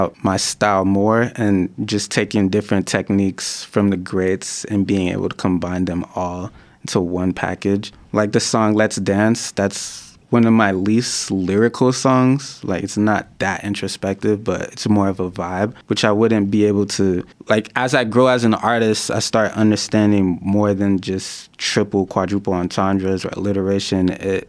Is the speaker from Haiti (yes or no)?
yes; Haiti; My parents are, I'm originally from Haiti. My parents are Haitian, they're Christian.